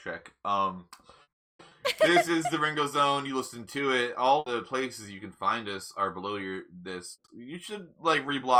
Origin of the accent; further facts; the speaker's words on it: Ireland; And I'm Irish, so I can say, I don't know.